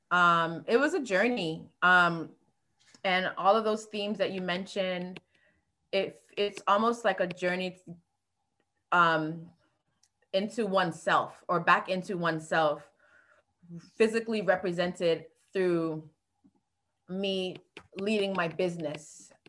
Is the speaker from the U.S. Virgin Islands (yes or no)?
yes; U.S. Virgin Islands; also born or lived in South Florida, United States; now in Atlanta, United States; I am originally from the Virgin Islands by way of the projects in South Florida, which is a food insecure community. So I went to college at, um, in Florida for advertising, found my way to Atlanta